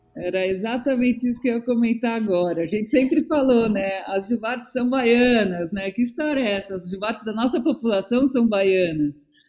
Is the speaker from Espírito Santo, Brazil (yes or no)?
no; São Paulo, Brazil; also born or lived in Bahia; now in Ilhabela, Brazil; Eu sou paulistana